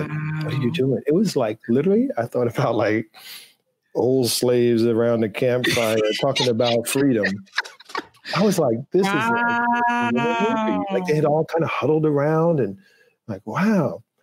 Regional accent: U.S. Virgin Islands; moved away; growing up in St. Thomas

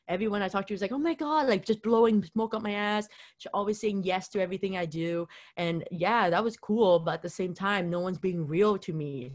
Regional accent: Vancouver, British Columbia, Canada; I'm here in, from Vancouver

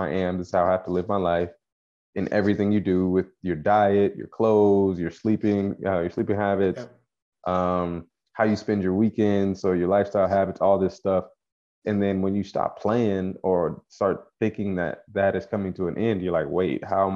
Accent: Frankfort, Kentucky, United States; accent: country; moved away as an adult; also born or lived in Toronto, Canada / Florida; I'm originally from Frankfort, Kentucky

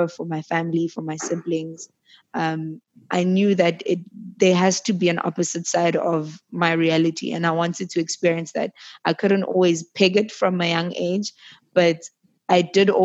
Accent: Johannesburg, Gauteng, South Africa; also born or lived in Middelburg, Mpumalanga; I was raised in Joburg, but not originally born in Joburg

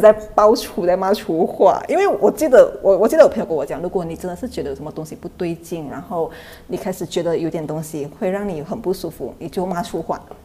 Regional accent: Thailand; also born or lived in Bangkok; 在泰国老家， 我从小在那边生活到现在

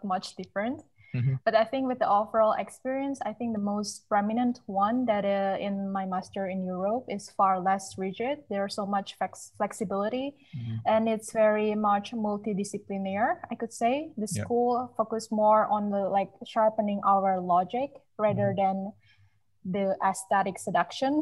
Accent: Sukabumi, West Java, Indonesia; moved away as an adult; also born or lived in Malaysia / Netherlands; I'm from a really quite a small city. Not many people know it. Like, right, the city called Sukabumi is West Java

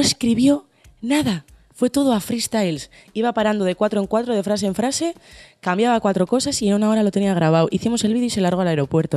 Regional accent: Bilbao, Basque Country, Spain; soy de Bilbo

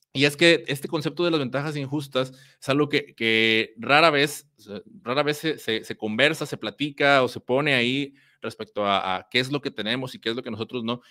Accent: Mexico; acá en mi país, en México

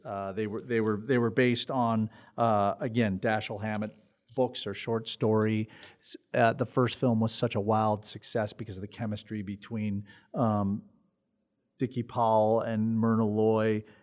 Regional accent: Chicago, Illinois, United States; the ghouls on Channel thirty-two that we grew up with in Chicago

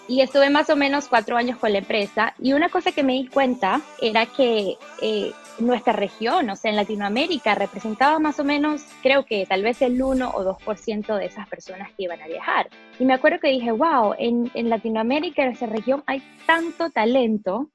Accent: Venezuela; Spanish is a second language; moved away; also born or lived in Brazil / United States; de pequeña me mudé de Brasil, de hecho, a Venezuela con mis padres.

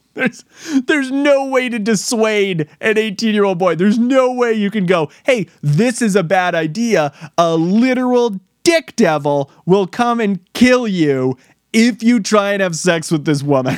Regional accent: New York, United States; I'm from New York

